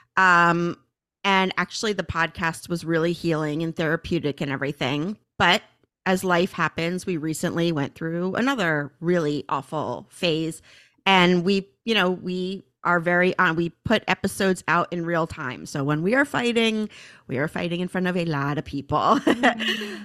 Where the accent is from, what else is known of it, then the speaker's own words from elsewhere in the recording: Northeast, United States; growing up in the Northeast